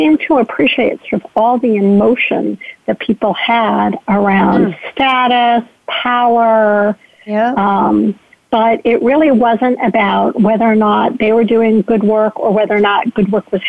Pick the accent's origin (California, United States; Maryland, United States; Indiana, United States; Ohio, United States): Ohio, United States; my home state of Ohio